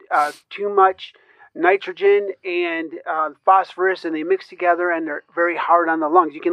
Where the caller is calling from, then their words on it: Elburn, Illinois, United States; I currently reside in uh, Elburn, Illinois.